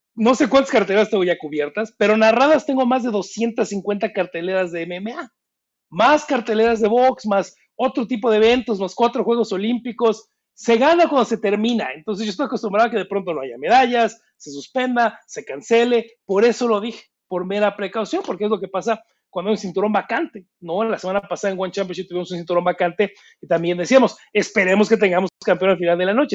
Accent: Mexico; Yo soy mexicano

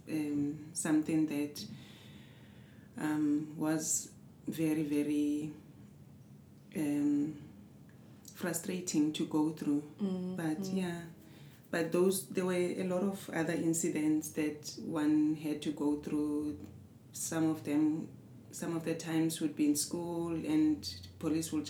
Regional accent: Johannesburg, Gauteng, South Africa; I was born in South Africa, Johannesburg, Soweto. Um, the third child.

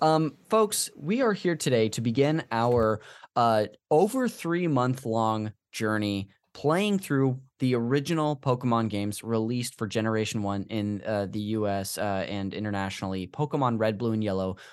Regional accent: Modesto, California, United States; this church we went to growing up in Modesto

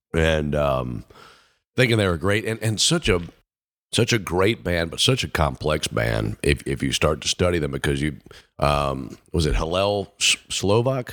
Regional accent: Mississippi, United States; how I grew up in Mississippi

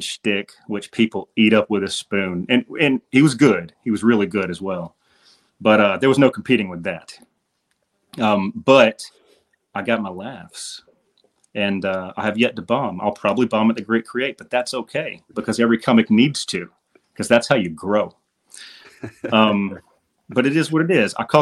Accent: Columbus, Georgia, United States; moved away; I'm from the Columbus, Georgia area.

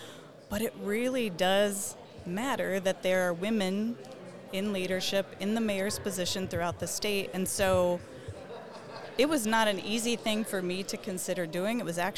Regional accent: Bolivia; born there; my dad and mom served as volunteer teachers in Bolivia, and that happens to be where I was born. So I'm American born abroad, but because I was born there, I actually have a Bolivian and American birth certificate.

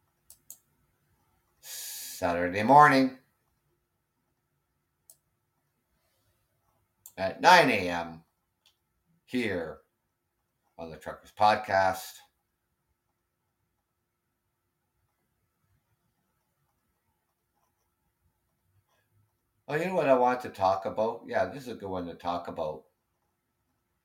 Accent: Ontario, Canada; I am Canadian and I am from Ontario, Canada.

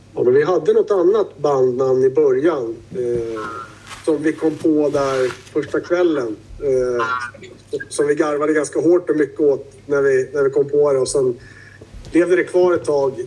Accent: Södermanland, Sweden; Vi kommer ju från Sörmlandstrakter med mycket ekar och skit

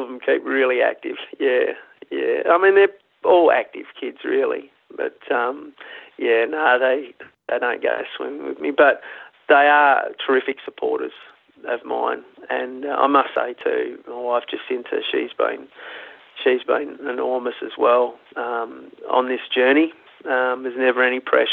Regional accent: Broken Hill, New South Wales, Australia; I was born in Broken Hill, but come off the sheep and cattle station up there

